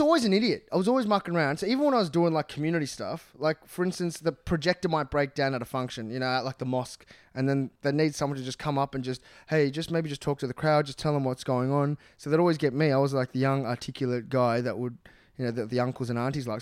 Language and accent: English; Australia; I'm from Australia